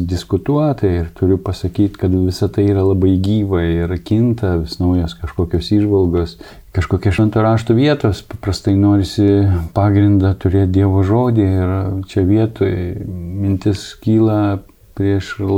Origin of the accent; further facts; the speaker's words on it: Samogitia, Lithuania; kaip mes žemaičiai sakom.